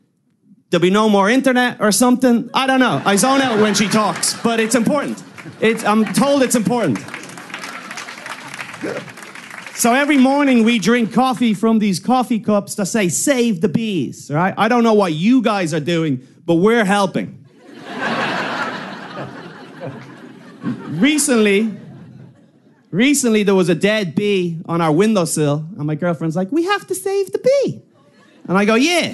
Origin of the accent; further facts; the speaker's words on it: Ireland; I'm from Ireland